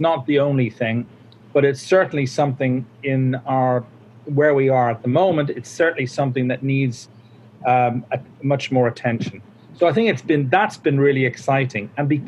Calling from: Dundrum, Northern Ireland, United Kingdom

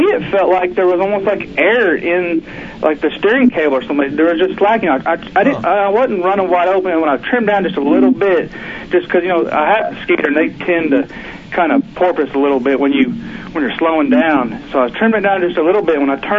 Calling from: Oklahoma, United States; from Oklahoma.

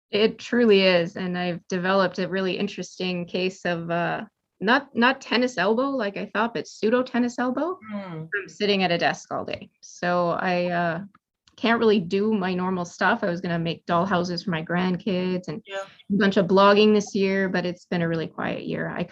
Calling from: Edmonton, Alberta, Canada; So I am in Edmonton, Alberta

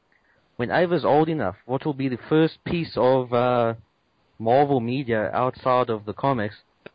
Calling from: Johannesburg, Gauteng, South Africa; I'm calling from Johannesburg, South Africa.

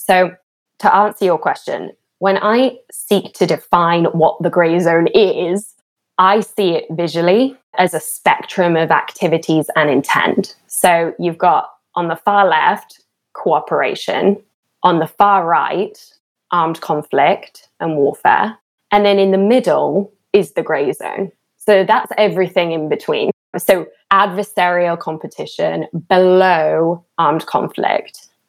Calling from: Washington, District of Columbia, United States; I'm joining from Washington, D.C.

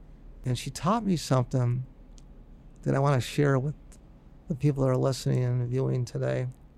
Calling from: Buffalo, New York, United States; here I am calling from Buffalo.

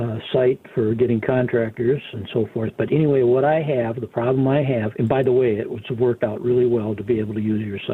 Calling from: Minnesota, United States; Actually, I'm calling you from Minnesota. I have a home in Tucson.

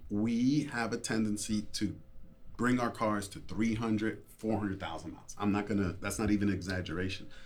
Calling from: Wheeling, West Virginia, United States; Wheeling, West Virginia.

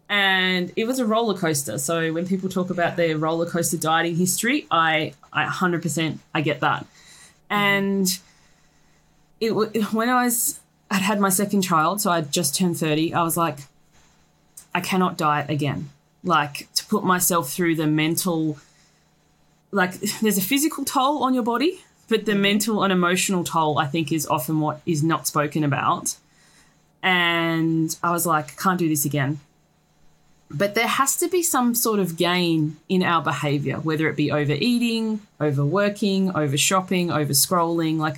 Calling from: Australia; So I am joining you from Australia.

